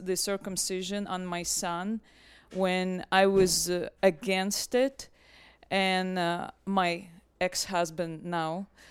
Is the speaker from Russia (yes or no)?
yes; Russia; now in United States; I'm originally from Russia